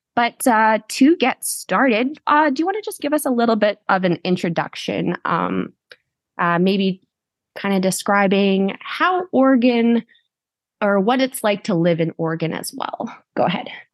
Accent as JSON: {"language": "English", "country": "Canada", "said": "I'm your Canadian host"}